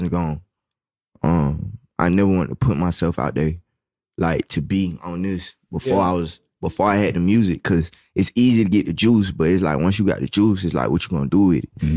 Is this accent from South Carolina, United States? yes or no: yes; Columbia, South Carolina, United States; moved away as an adult; now in Atlanta, United States; I'm from Columbia.